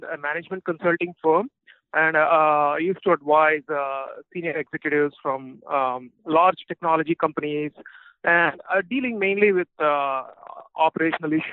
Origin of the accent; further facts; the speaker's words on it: Anantapur, Andhra Pradesh, India; moved away; So I'm actually from India. So I'm okay. From a small town called Anantapur in Andhra Pradesh. That's a state in India.